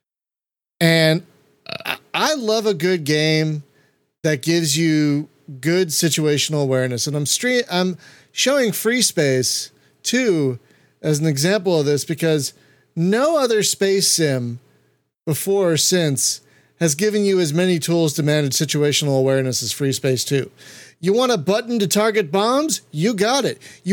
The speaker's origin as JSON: {"language": "English", "country": "United States", "said": "as an American"}